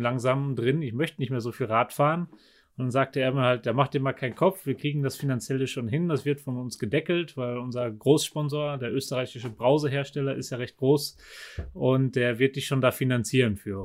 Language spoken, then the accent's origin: German; Germany; now in Nauders, Austria; als Do Deutscher